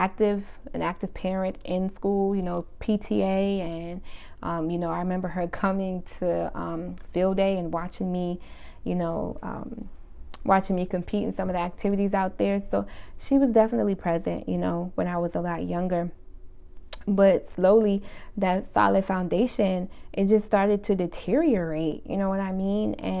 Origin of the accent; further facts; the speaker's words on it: Summerville, South Carolina, United States; also born or lived in Brooklyn, New York / Charleston, South Carolina; I was born in Brooklyn, we all were, but a few years after my dad passed, we moved to South Carolina. We lived in Charleston, South Carolina, and we also lived in Somerville, South Carolina for most of my childhood